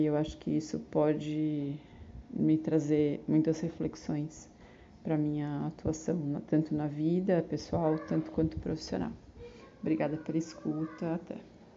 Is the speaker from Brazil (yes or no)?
yes; São Paulo, Brazil; moved away as an adult; also born or lived in Caravelas, Bahia; now in Bahia, Brazil; na cidade de São Paulo, que é de onde eu sou